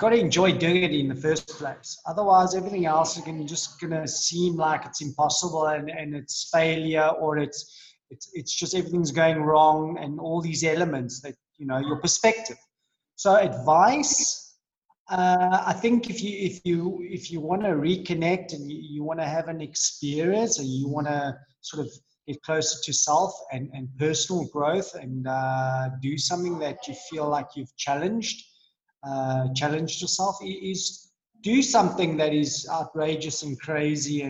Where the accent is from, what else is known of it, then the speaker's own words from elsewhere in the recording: Johannesburg, Gauteng, South Africa; I was born in Joburg